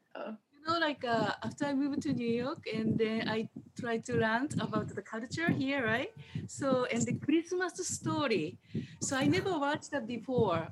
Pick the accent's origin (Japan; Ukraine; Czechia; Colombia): Japan; now in United States; I grew up in Japan